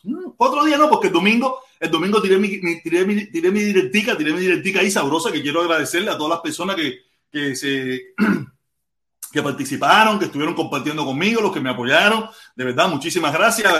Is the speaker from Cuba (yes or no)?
yes; Pinar del Río, Cuba; moved away; yo soy pinareño